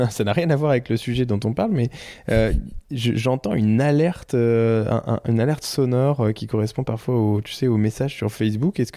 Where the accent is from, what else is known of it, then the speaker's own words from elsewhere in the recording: Normandy, France; par chez moi en Normandie